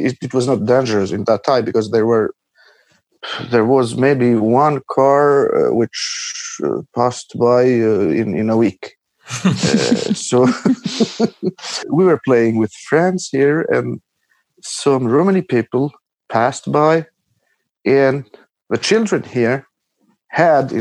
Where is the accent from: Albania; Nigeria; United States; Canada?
Albania; Patos, Fier County; English is a second language; moved away; I grew up in the house I am now in, because I came here for the New Year to my parents in Albania. It's a small town called Patos